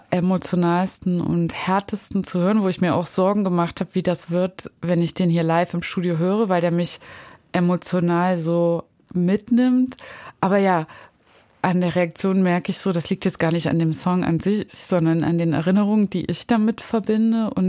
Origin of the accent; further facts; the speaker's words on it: East Germany, Germany; Also wenn ich irgendwie in Deutschland sage, ich bin aus dem Osten und dann bin ich in Kiew, bin ich aber aus dem Westen.